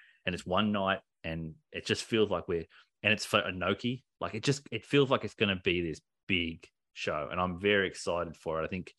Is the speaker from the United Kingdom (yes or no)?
no; Japan; English is a second language; I'm a Japanese! I grew up in Japan